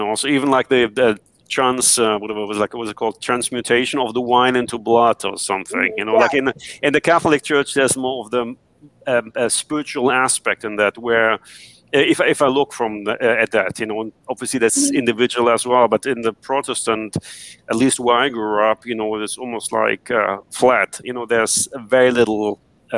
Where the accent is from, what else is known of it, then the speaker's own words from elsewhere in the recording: Germany; I grew up in Germany